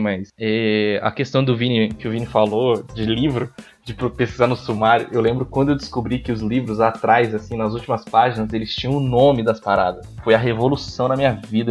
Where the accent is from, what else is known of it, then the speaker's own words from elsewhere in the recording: Minas Gerais, Brazil; now in São Paulo, Brazil; eu sou de outro estado, né? sou lá de Binas então é, imagina, bicho, você saiu de uma cidade pequenininha